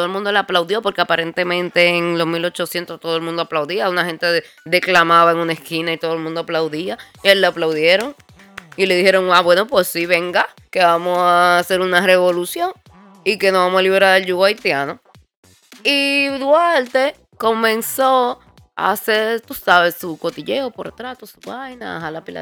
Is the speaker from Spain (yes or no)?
yes; Spain; porque nosotros somos españoles